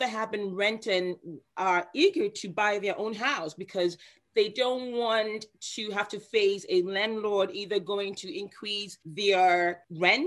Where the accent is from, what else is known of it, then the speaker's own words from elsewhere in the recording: Ghana; moved away; I'm originally from Ghana, West Africa